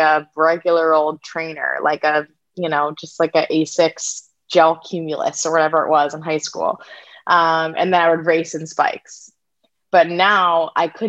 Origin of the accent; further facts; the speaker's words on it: St. Louis, Missouri, United States; I'm from St. Louis, Missouri, and we have lots of all-boys schools and all-girls schools there for some reason